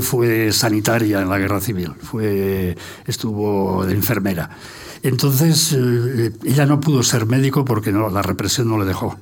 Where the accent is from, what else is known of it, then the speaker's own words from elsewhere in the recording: Barcelona, Catalonia, Spain; first language Catalan; Spanish is a second language; moved away as an adult; now in Madrid, Spain; en casa se hablaba catalán y en el colegio pues castellano y me alegro de haberme educado en los dos